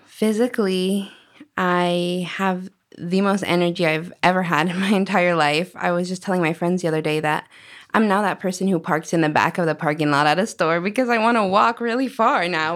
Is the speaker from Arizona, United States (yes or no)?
yes; Arizona, United States; also born or lived in Washington; I grew up in Arizona. I've lived here for